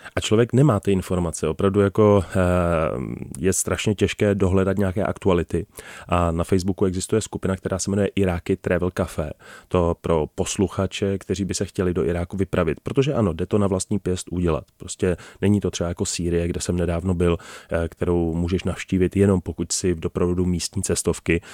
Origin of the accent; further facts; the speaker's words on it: Czechia; jsme se narodili v České republice